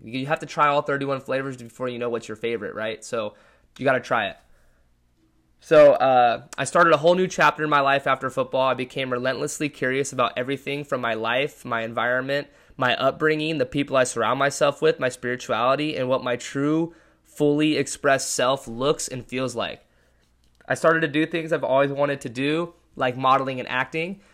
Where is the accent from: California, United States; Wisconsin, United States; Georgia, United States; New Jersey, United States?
California, United States; Lake Forest; moved away as an adult; also born or lived in Washington State University, Washington; I was born and raised in Orange County, California